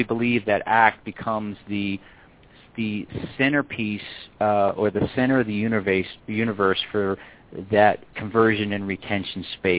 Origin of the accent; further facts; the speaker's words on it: East Coast, United States; now in Colorado, United States; And that's what actually got me out here to Colorado, which is kind of nice. I'm originally from the East Coast.